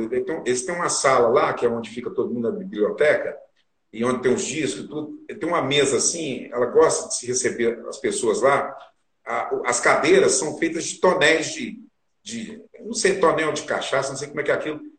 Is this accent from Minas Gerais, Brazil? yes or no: yes; Araguari, Minas Gerais, Brazil; eu sou de Araguari, que é ali pertinho de Uberlândia, do Rio Mineiro